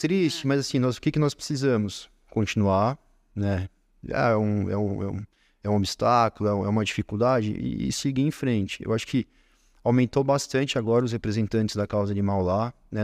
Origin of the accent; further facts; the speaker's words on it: São Paulo, Brazil; aqui na capital, na Zona Norte, onde é, eu fui criado, onde eu nasci